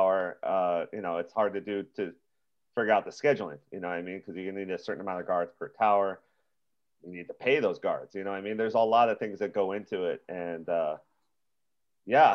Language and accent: English; Big Island, Hawaii, United States; moved away; I'm from the Big Island